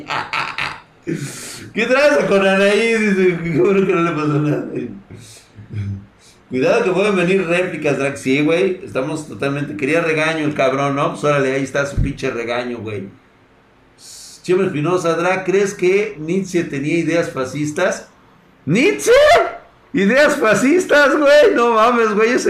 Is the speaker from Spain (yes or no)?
no; Mexico; Está viendo la crisis humanitaria, psicológica y espiritual que tenemos ahorita como mexicanos.